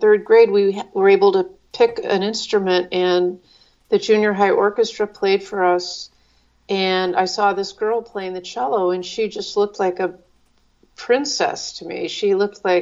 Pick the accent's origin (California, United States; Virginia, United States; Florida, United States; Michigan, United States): California, United States; Los Angeles; I grew up in Van Nuys in the San Fernando